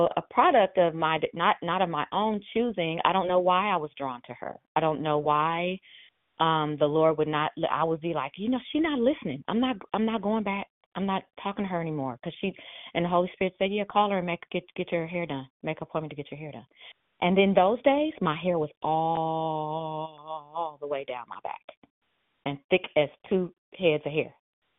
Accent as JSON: {"language": "English", "country": "India", "said": "I'm Indian, so I use seven."}